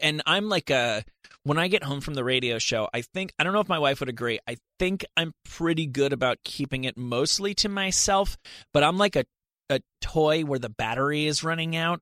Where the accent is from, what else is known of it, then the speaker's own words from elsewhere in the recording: Rutherford, New Jersey, United States; now in Los Angeles, United States; I'm from Rutherford, New Jersey